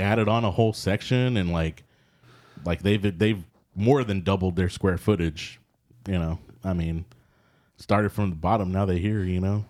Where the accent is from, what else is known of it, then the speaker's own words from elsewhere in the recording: Texas, United States; as a Texan